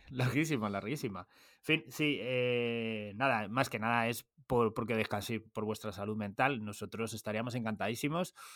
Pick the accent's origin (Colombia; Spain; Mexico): Spain; Móstoles, Community of Madrid; now in Villamanta, Spain; yo me crié en Móstoles.